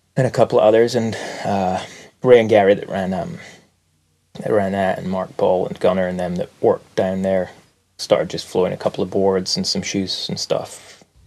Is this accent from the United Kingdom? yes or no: yes; Aberdeen, Scotland, United Kingdom; moved away; I grew up in Aberdeen, Scotland, in the northeast of Scotland, which is a faraway place.